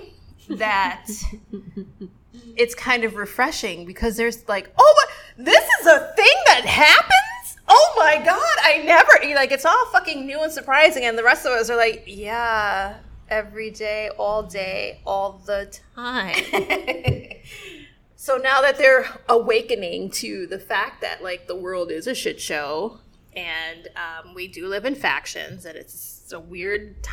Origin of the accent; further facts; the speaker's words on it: New York City, New York, United States; I'm from Brooklyn